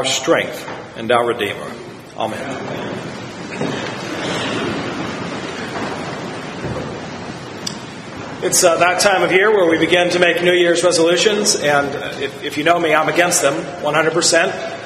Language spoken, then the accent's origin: English; Virginia, United States; The county motto where I grew up in Virginia is, I bide my time